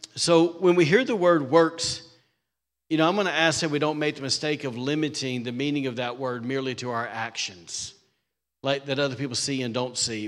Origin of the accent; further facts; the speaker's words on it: Alabama, United States; now in Rockport, Maine, United States; I'm from Alabama